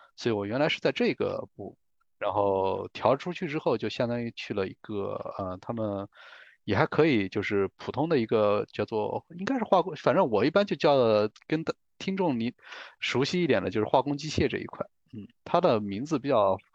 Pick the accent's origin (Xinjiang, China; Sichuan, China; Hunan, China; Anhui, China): Anhui, China; southern; moved away as an adult; now in Beijing, China; 我是来自一个安徽皖南的一个小县城